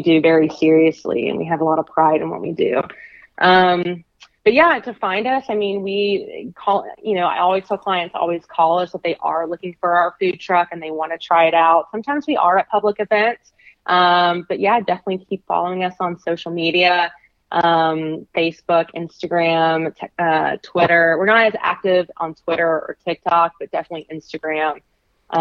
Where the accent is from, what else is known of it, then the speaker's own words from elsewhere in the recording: Alabama, United States; I'm from Alabama